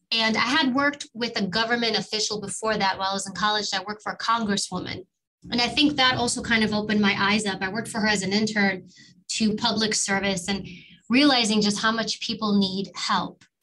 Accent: New York City, New York, United States; I grew up in New York and we lived in actually in, Harlem. I was born in Harlem and immigrant family

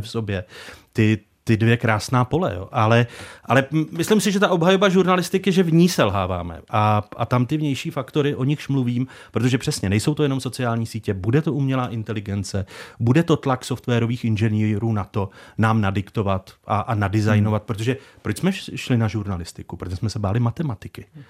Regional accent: Czechia

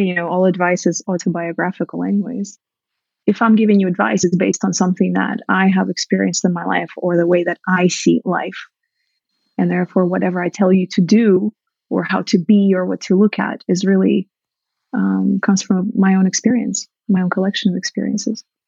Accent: Russia; moved away; I grew up in Soviet Russia where I was from an early age trained to be just the best wife

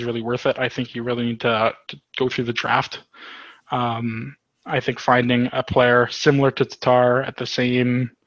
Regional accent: Cochrane, Ontario, Canada; here in Cochrane in my hometown, small town of 5,000

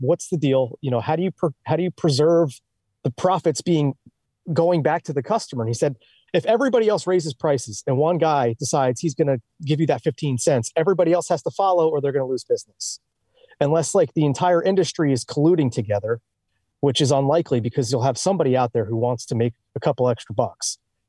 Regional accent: New Jersey, United States; Like, hey, we're from Jersey. We're the only ones who don't have to pump our own gas.

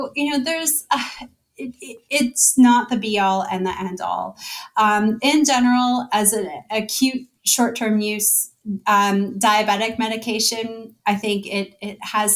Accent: Toronto, Ontario, Canada; moved away as an adult; now in Bay Area, United States; My family is in Canada. I'm originally from Toronto. I'm only new to the Bay Area.

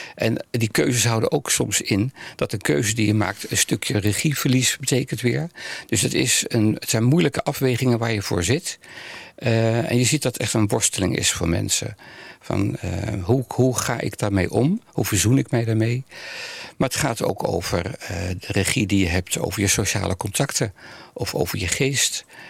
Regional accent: Amsterdam, North Holland, Netherlands; also born or lived in The Hague; now in Almere, Netherlands; Ik ben geboren in Nederland, Den Haag. Ja. En daarna heel jong al naar Amsterdam verhuisd

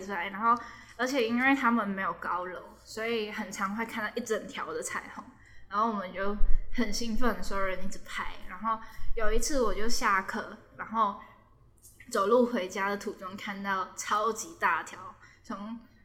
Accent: Hong Kong; moved away as an adult; now in Taiwan; 就以前在香港上课都用英文

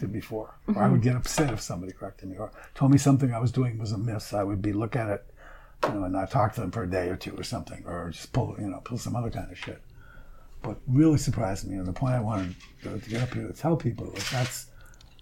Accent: Boston, Massachusetts, United States; I'm from Boston

